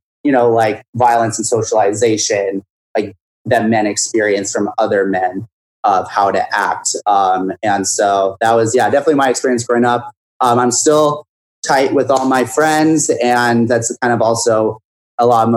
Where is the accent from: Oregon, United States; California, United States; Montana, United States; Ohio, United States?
Montana, United States; Whitefish; now in New York City, United States; I'm from Whitefish, Montana, which is a ski resort town, lake town, and then a half hour away from Glacier Park.